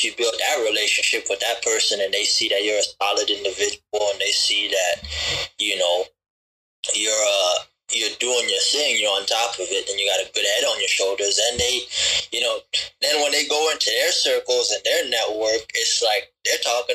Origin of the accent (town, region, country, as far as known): Sioux Falls, South Dakota, United States; born or raised there; also born or lived in Gambia